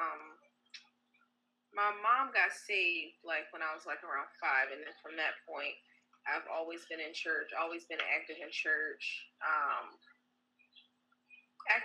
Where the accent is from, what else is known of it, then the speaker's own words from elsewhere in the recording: Baltimore, Maryland, United States; moved away as an adult; now in Philadelphia, United States; I'm originally from Baltimore, Maryland